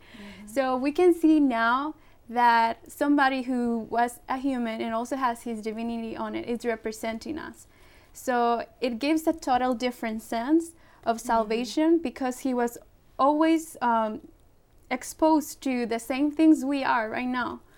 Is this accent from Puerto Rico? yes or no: yes; Puerto Rico; moved away; also born or lived in Colombia / Ecuador; i was born in colombia my parents are from ecuador and i grew up in puerto rico